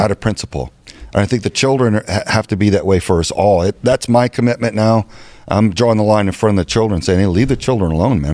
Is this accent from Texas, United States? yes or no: yes; Texas, United States; now in Arizona, United States; I'm from Texas. This is my home